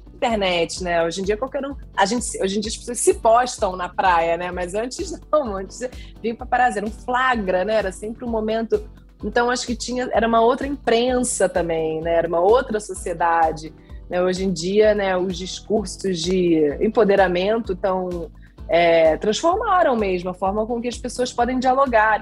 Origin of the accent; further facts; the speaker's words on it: Brazil; como brasileiro